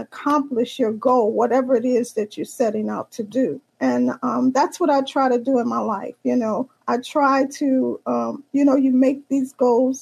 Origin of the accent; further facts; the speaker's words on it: New Orleans, Louisiana, United States; I am from the Big Easy, which is New Orleans, Louisiana.